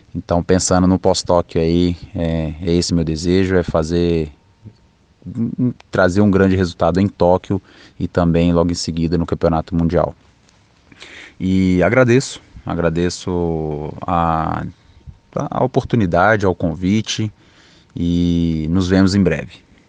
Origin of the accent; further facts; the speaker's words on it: Betim, Minas Gerais, Brazil; moved away as an adult; also born or lived in Juatuba, Minas Gerais; Foi aí que, que eu cresci, né? Então foi, foi em Betim, Minas Gerais